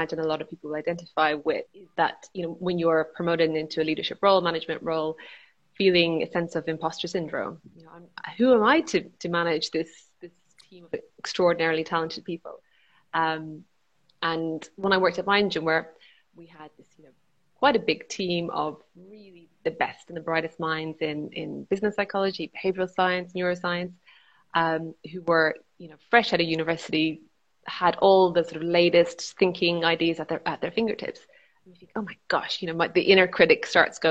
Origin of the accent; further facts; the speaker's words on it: Ireland; I am from Ireland and sort of grew up in 1980s, 1990s Ireland.